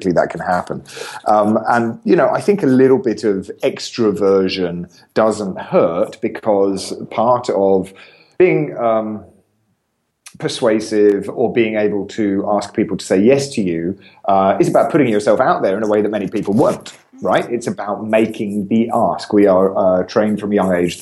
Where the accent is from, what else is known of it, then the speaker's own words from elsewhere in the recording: England, United Kingdom; I'm an Englishman